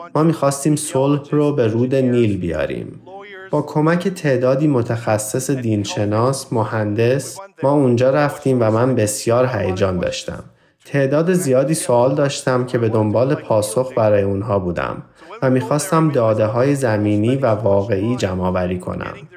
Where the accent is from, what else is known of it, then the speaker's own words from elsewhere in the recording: Iran; من در ایران بزرگ شدم در زمان جنگ ایران و عراق